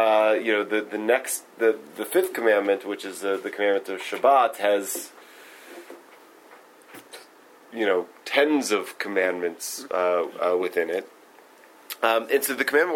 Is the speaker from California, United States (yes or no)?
no; Stone Mountain, Georgia, United States; I grew up in Stone Mountain, Georgia